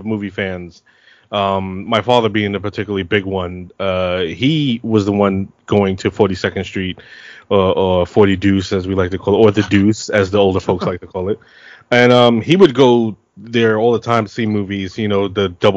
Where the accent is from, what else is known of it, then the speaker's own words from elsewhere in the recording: New York City, New York, United States; also born or lived in Queens / Bronx; I was born and raised in Brooklyn